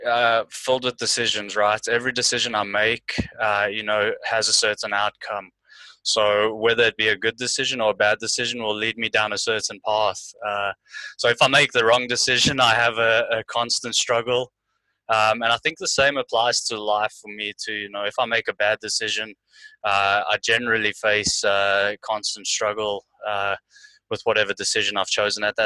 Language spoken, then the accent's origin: English; South Africa; moved away as an adult; also born or lived in London, United Kingdom; now in Ireland; I grew up doing boxing in South Africa